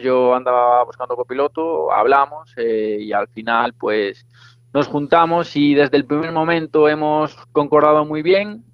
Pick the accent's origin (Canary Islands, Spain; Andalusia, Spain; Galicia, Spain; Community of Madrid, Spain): Galicia, Spain; Arteixo; somos los dos de Arteixo